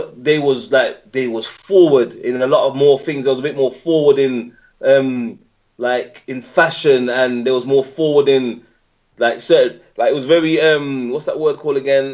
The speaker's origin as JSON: {"language": "English", "town": "Birmingham", "region": "West Midlands", "country": "United Kingdom", "tie": "born or raised there", "moved": "yes", "lives_now": "London, United Kingdom", "said": "I was born in Dudley Road Hospital. Um, grew up in um, Handsworth"}